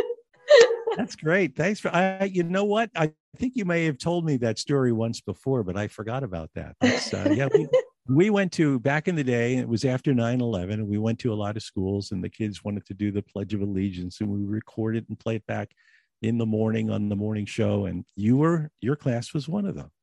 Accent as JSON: {"language": "English", "region": "New Jersey", "country": "United States", "tie": "born or raised there", "also_born_or_lived": "Philadelphia, Pennsylvania", "said": "I was born in Philadelphia, raised right across the Delaware in South Jersey."}